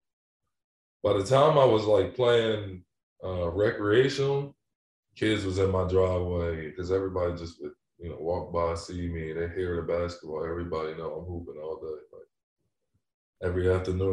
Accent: New Jersey, United States; moved away as an adult; now in Denver, United States; I'm from New Jersey

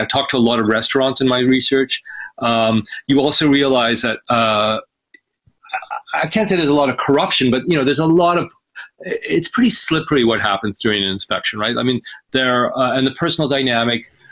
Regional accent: British Columbia, Canada; also born or lived in Egypt; it's also the province that I'm from. I was raised in British Columbia

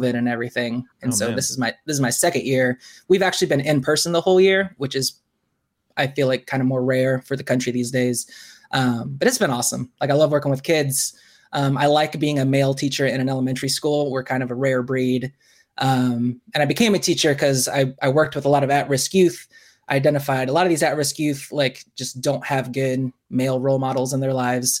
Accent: Bloomington, Indiana, United States; also born or lived in Virginia / Hawaii; now in Muncie, United States; When I was 5, the summer of 88, we moved here to Bloomington.

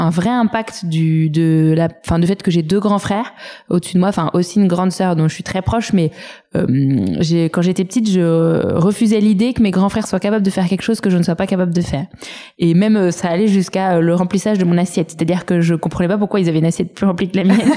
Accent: Saint-Cloud, Île-de-France, France; J'ai grandi à Saint-Cloud dans les Hauts-de-Seine

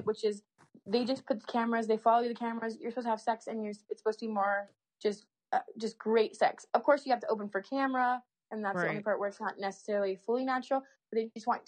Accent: California, United States; I'm from California

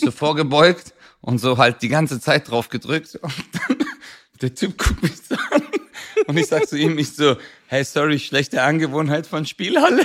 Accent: Swabia, Baden-Württemberg, Germany; ich bin Schwabe

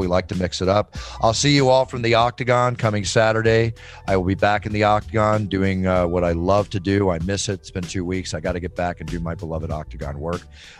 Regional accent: Texas, United States; now in California, United States; I grew up in Texas.

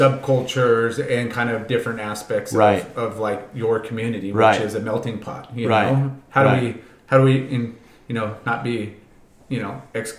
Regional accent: Huntington Beach, California, United States; I grew up here in Huntington

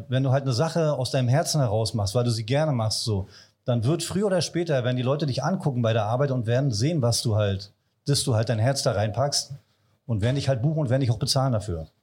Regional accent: Wolgast, Mecklenburg-Vorpommern, Germany; ich bin gebürtiger Wolgast, also ein Küstenjunge.

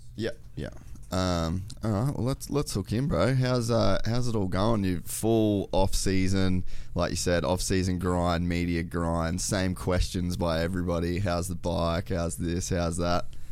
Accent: Queensland, Australia; moved away; also born or lived in Temecula, California; I grew up in Australia, there's, like, I grew up on, like, the Great Barrier Reef

